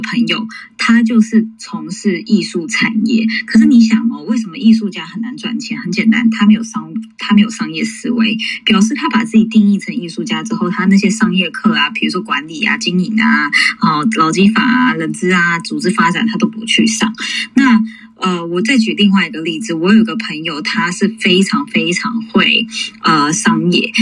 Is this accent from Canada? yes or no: no; New York City, New York, United States; 我在纽约长大